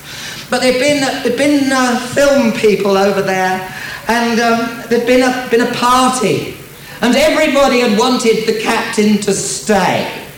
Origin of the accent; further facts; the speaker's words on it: England, United Kingdom; accent: English; my English accent would come through